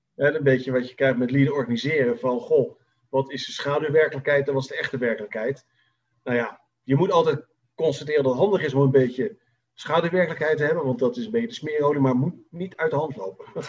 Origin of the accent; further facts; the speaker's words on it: Netherlands; Wij als Nederlanders